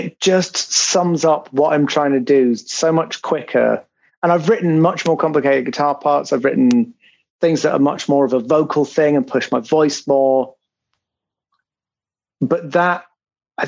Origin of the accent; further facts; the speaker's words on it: United Kingdom; I'm very British in that sense.